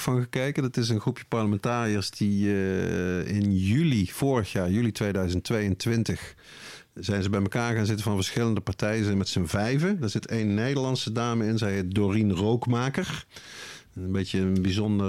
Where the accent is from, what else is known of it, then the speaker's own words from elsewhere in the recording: Netherlands; ik dan als Nederlander